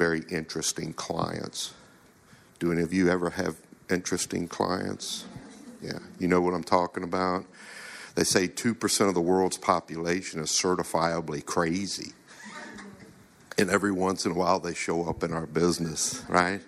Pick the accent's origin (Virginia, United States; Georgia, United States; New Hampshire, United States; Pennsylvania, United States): Virginia, United States; Chester; I'm from Chester, Virginia, in case if you notice, I don't sound like I'm from here